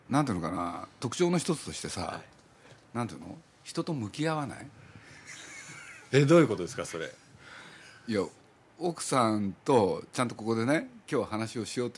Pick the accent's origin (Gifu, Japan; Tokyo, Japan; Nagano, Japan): Nagano, Japan; born there; 僕は長野生まれだ